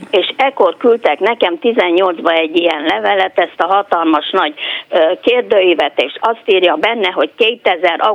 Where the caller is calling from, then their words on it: Romania; moved away; Azt szeretném megkérdezni Farkas úrtól, hogy Romániából jöttem át